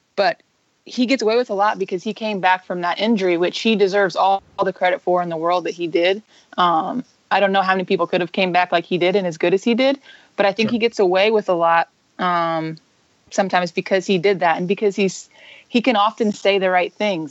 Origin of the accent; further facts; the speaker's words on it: Indiana, United States; I'm from Indiana. Um, I went to Indiana State.